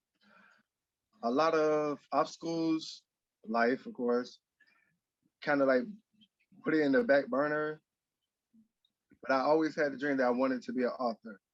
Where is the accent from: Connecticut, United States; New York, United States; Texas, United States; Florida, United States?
Florida, United States; Miami; I was born and raised in Miami, Florida